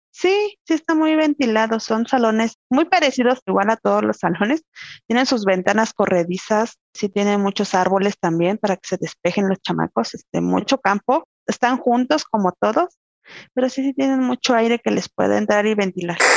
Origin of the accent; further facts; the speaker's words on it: Tequisquiapan, Querétaro, Mexico; soy de acá de Tequisquiapan, Tequisquiapan Querétaro